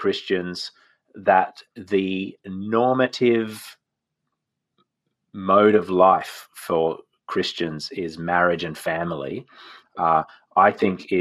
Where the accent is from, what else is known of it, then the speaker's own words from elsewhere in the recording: Australia; I'm an Australian